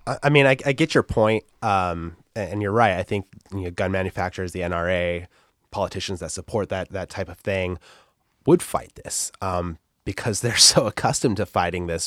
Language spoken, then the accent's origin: English; Antelope Valley, California, United States; I grew up in a, in a place called the Antelope Valley, which is just this broad desert.